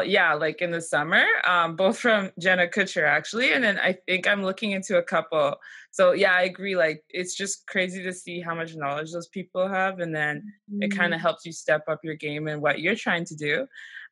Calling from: Canada; I'm calling in from Canada

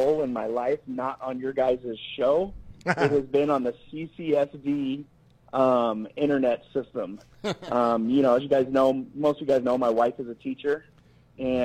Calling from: Las Vegas, Nevada, United States; calling from Las Vegas.

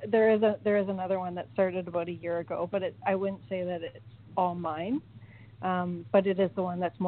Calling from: Cayman Islands; I'm calling from the Cayman Islands.

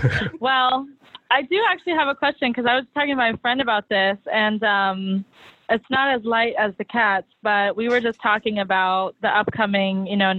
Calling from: New York City, New York, United States; I'm calling from Harlem.

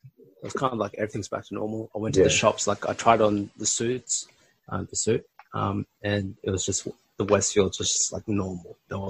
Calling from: Melbourne, Victoria, Australia; I'm calling you from Melbourne right now.

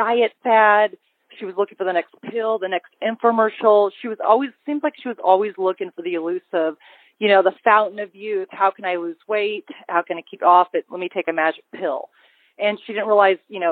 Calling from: Austin, Texas, United States; I'm calling from Austin, Texas

